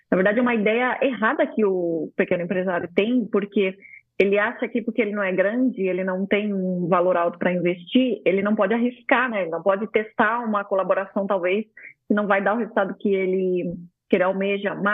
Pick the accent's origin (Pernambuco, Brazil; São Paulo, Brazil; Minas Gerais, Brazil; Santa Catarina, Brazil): São Paulo, Brazil; Eu vim de São Paulo, então vocês imaginam a loucura que era a vida, né?